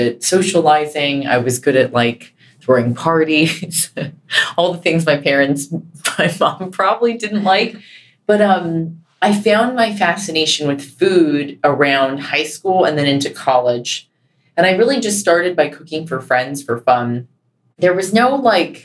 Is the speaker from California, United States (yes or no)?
yes; Carlsbad, California, United States; I grew up in Carlsbad, California